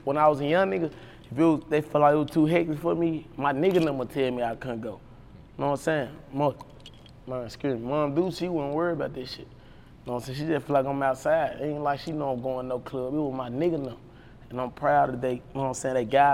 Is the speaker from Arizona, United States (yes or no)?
no; Memphis, Tennessee, United States; I grew up in Whitehaven, Tennessee.